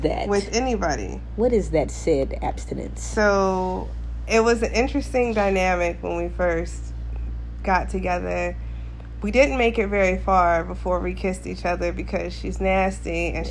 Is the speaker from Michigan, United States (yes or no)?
no; Alaska, United States; Alaska, born and raised.